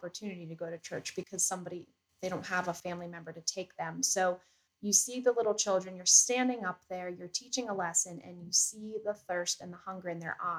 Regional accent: Johnstown, Pennsylvania, United States; I am from the Johnstown, Pennsylvania area. I was born and raised here my whole life

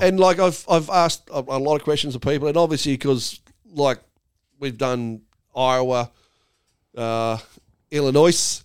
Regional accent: Australia; I'm Australian

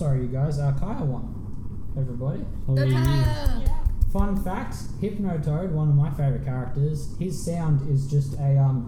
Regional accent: Australia; I'm Australian

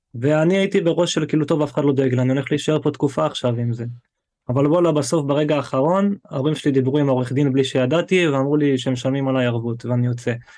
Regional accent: Eilat, Southern District, Israel; moved away as an adult; also born or lived in Ofakim; אני מאילת, כאילו, אני בן עשרים ושמונה

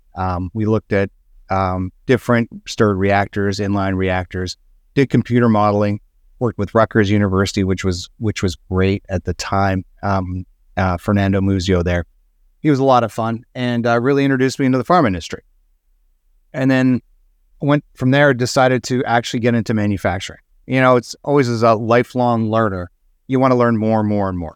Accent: Alberta, Canada; I grew up in Alberta, Canada

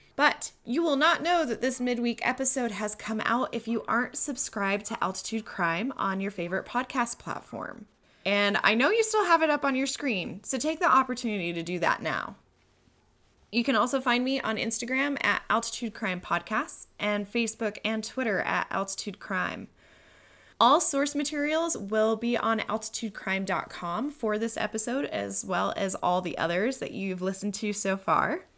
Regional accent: Colorado Springs, Colorado, United States; in my hometown of Colorado Springs

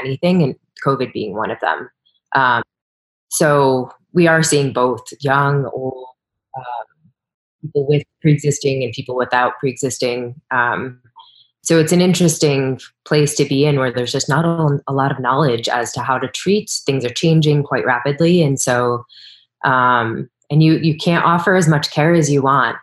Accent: East Coast, United States; moved away; I'm from the East Coast

